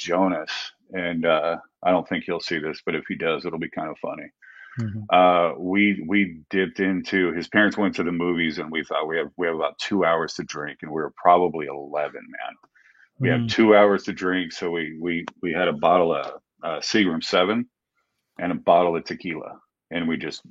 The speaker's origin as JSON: {"language": "English", "town": "Simi Valley", "region": "California", "country": "United States", "tie": "born or raised there", "also_born_or_lived": "Panorama City, California", "said": "I was born in Panorama City and raised in Simi Valley, California"}